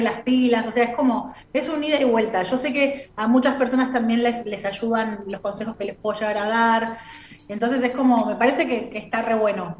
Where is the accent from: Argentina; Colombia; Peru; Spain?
Argentina; Buenos Aires; moved away as an adult; also born or lived in La Plata; yo soy de Capital